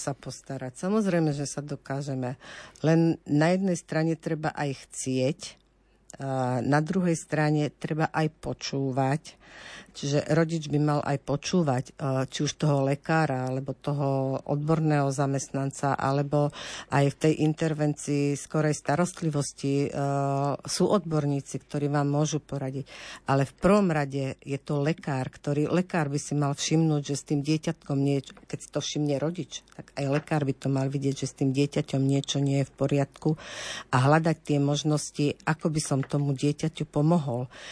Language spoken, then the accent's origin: Slovak; Kremnica, Banská Bystrica Region, Slovakia; Ja som z Kremnice a, a mama aj otec boli vlastne učitelia v, v škole pre sluchovo postihnuté deti